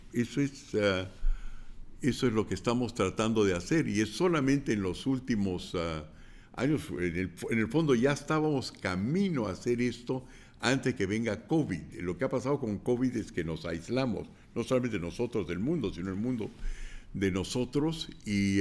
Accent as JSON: {"language": "Spanish", "region": "Lima", "country": "Peru", "said": "yo soy limeño, pero sé hablar quechua"}